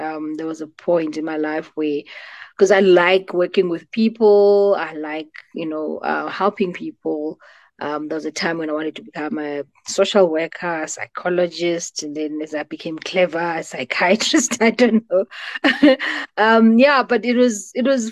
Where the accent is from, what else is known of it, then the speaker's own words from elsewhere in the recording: Butterworth, Eastern Cape, South Africa; moved away as an adult; also born or lived in Johannesburg / Pretoria; I grew up in the Eastern Cape, so Ilalini, in a small town called Butterworth.